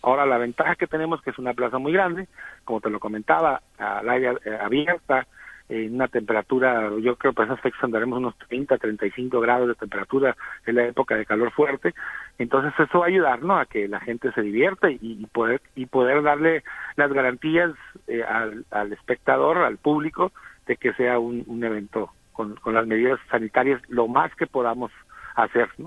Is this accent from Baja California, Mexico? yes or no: yes; Tijuana, Baja California, Mexico; Yo tengo el orgullo de ser tijuanense de, de abuelos.